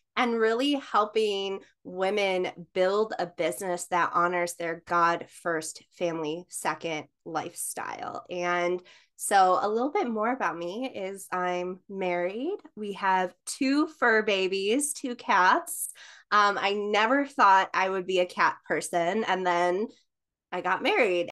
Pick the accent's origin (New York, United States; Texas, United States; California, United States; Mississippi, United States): New York, United States; I am from New York.